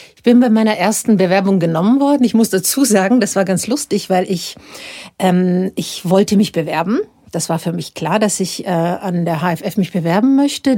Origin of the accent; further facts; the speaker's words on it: Dubrovnik, Dubrovnik-Neretva County, Croatia; moved away as an adult; now in Munich, Germany; in Dubrovnik, wo ich aufgewachsen bin